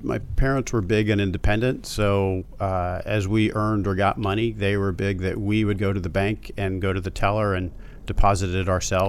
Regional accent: Baltimore, Maryland, United States; Baltimore, Maryland.

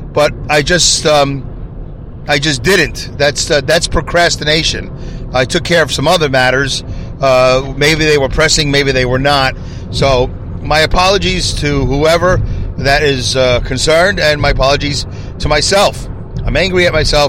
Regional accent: Saugerties, New York, United States; I'm actually right now going through the toll booth here in my hometown of Saugerties

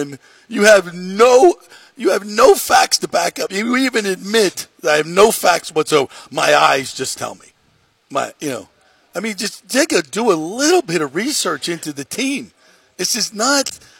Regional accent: New York, United States; I'm Italian. I come from New York Italian background

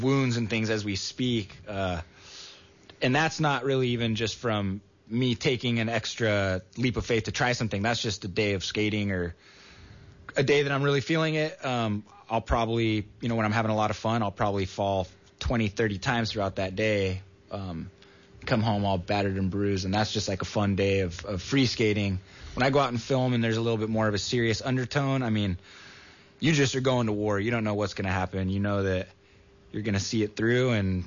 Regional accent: Santa Cruz, California, United States; growing up in Santa Cruz and from the community

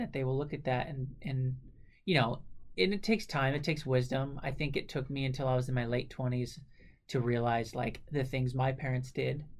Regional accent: Southern California, United States; Growing up in Southern California and having family in the mountains, like Flagstaff, Arizona, outside of Phoenix

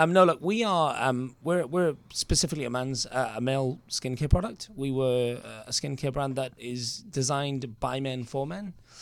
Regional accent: United Kingdom; moved away as an adult; also born or lived in Australia; now in Los Angeles, United States; I'm actually from the UK.

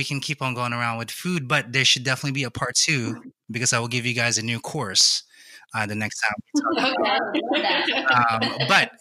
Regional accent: Philippines; I'm Filipino

